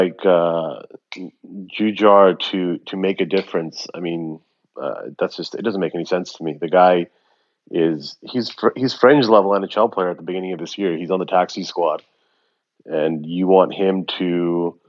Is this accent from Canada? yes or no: yes; Canada; I was born here in Canada